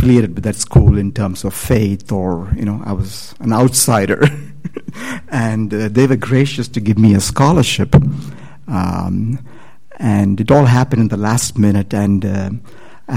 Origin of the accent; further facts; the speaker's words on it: India; moved away as an adult; I'm from India.